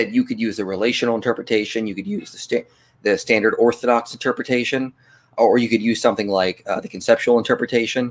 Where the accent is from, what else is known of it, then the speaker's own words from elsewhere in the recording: Pennsylvania, United States; now in Tucson, United States; I live in Tucson now, so I'm from Pennsylvania, but I don't live there now